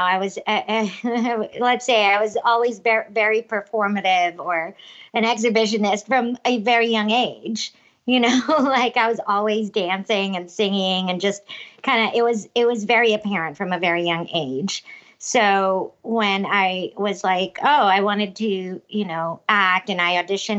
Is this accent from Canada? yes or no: no; Cebu City, Central Visayas, Philippines; moved away as an adult; also born or lived in Los Angeles; now in New York City, United States; I was born and raised in Cebu City in the Philippines